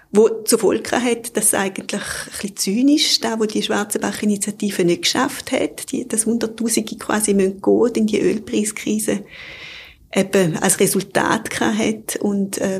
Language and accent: German; Eastern Switzerland, Switzerland; Und ich bin jetzt zum Beispiel in der Ostschweiz aufgewachsen, so in einem Dorf von 3000 Einwohnern. Ich bin auch Ende der 70er Jahre auf die Welt gekommen.